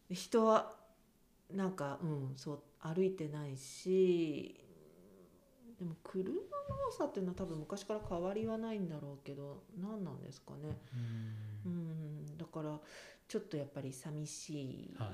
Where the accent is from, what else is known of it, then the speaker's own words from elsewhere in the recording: Kiso, Nagano, Japan; moved away as an adult; also born or lived in Tokyo; 私はもう駅前で育っている